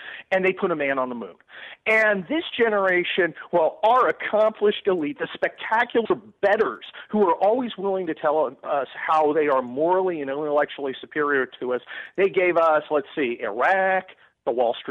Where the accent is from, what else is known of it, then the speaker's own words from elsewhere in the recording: Los Angeles, California, United States; I'm from Los Angeles. That's a certain kind of guy